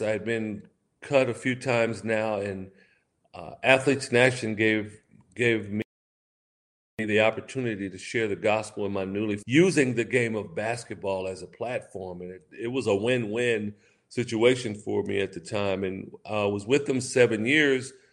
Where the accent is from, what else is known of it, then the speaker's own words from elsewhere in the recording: West Coast, United States; somewhere it was on the West Coast where I, I was raised